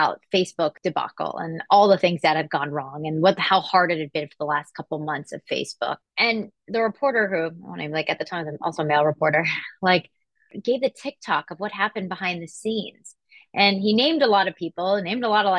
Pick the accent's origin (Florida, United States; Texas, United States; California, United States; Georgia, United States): Georgia, United States; Atlanta; growing up in Atlanta, Georgia